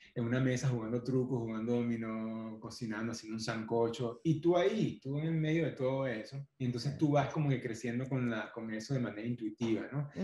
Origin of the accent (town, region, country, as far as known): Guarenas, Miranda, Venezuela; born or raised there; also born or lived in Caracas / Tapipa, Barlovento